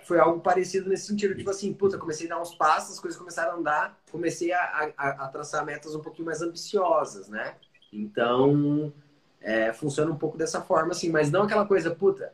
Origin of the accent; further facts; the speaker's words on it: Curitiba, Paraná, Brazil; also born or lived in Dublin, Ireland; Sou curitibano nato